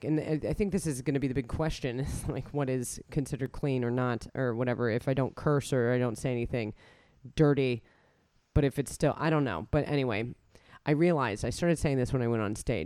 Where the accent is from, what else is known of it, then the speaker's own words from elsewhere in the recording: United States; accent: Yank; moved away; I'm from America